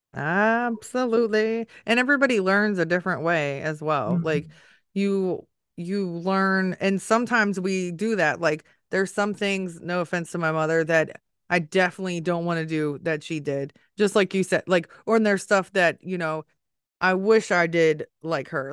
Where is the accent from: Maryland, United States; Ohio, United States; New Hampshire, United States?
Maryland, United States; Maryland area and DC, United States; also born or lived in Washington, D.C.; I grew up in the Maryland area and DC